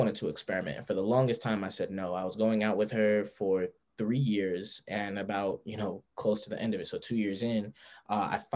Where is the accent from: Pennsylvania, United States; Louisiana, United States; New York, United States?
New York, United States; Amityville; I grew up in Amityville, New York.